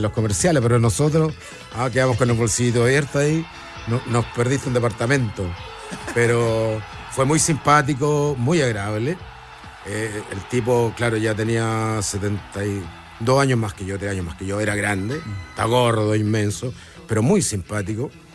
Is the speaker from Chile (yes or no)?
yes; Chile; aquí en mi país